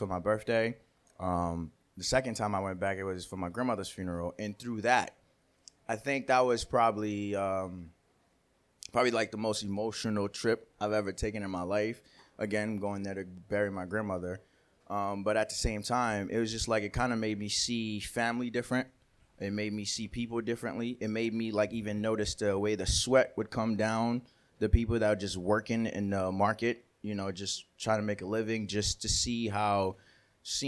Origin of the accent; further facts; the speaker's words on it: Haiti; now in United States; I'm from Haiti, born there